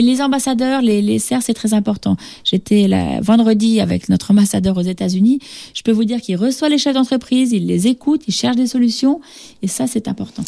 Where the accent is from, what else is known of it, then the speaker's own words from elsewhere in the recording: France; now in Senegal; on est français